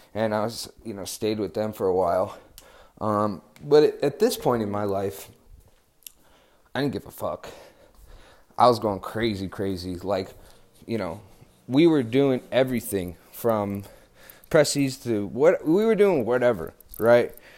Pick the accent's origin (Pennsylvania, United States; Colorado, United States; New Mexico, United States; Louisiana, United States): New Mexico, United States; I'm from New Mexico